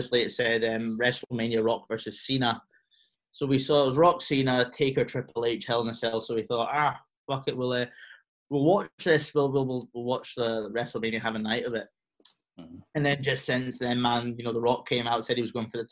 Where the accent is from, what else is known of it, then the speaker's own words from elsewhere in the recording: Cyprus; moved away; I grew up in Cyprus